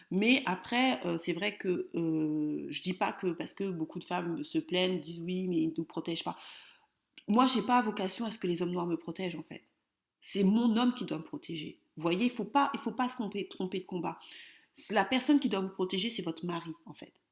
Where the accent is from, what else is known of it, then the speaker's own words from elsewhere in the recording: France; Sinon, mon focus sera toujours sur la France puisque je suis française.